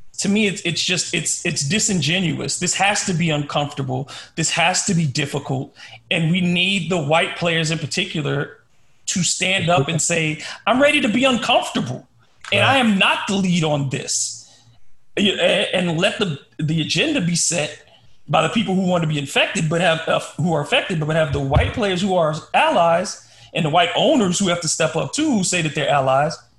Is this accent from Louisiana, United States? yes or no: yes; Louisiana, United States; I grew up in Louisiana